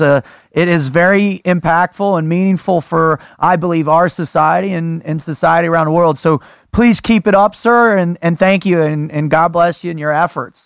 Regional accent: South Florida, United States; growing up in South Florida

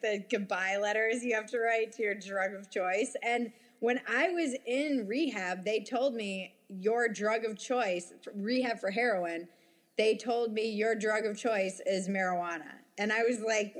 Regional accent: United States; I was from the States

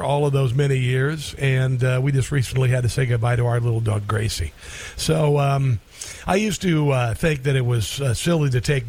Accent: Iowa, United States; moved away; also born or lived in Missouri; One of the reasons why I live in the Midwest, and I grew up in Iowa, lived in Missouri for a dozen years

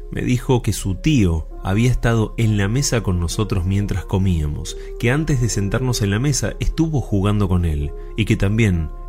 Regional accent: Santa Fe, Argentina; soy de Santa Fe y me gustaría contarte algo que me pasó y aún pasa con mi hijo de tan solo 5 años.

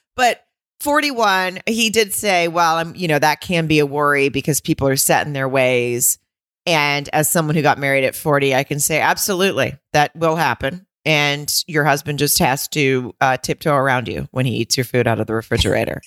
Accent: the South, United States; now in West Coast, United States; I grew up in the South

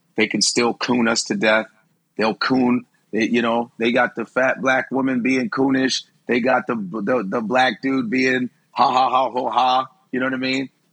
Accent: Chicago, Illinois, United States; now in New York, United States; are from Chicago, most segregated city in the country

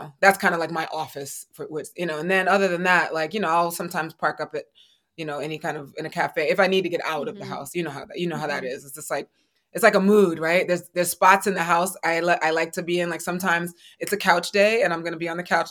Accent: New York City, New York, United States; I love New York. I'm a New Yorker

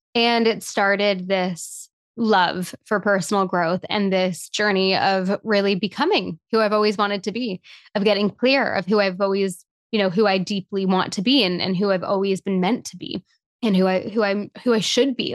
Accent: Toronto, Ontario, Canada; being born and raised in Toronto in a big city

